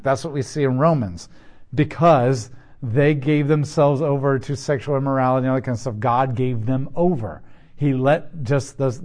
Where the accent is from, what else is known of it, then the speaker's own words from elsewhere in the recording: United States; I'm an American